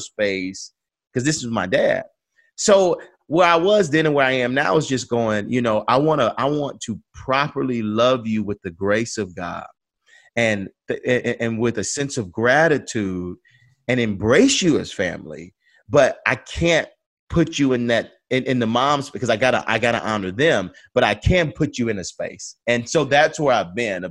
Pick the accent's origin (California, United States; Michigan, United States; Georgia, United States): Georgia, United States; Atlanta; I grew up on Auburn Avenue, the birthplace of the movement.